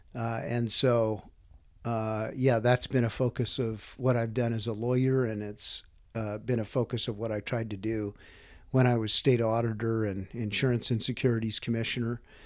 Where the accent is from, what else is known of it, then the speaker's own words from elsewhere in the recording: Whitefish, Montana, United States; also born or lived in western Nebraska; I grew up in Whitefish. Uh, we moved there when I was eight years old. Um, I'd been born in western Nebraska